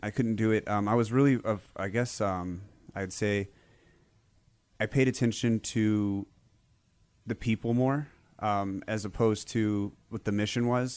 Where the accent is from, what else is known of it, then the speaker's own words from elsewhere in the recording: California, United States; I was born in California